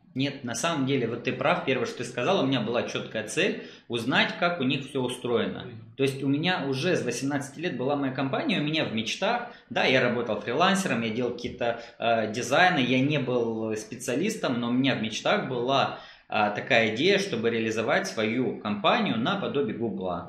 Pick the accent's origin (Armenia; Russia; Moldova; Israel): Moldova; я из Молдавии, у нас рынок не очень таки большой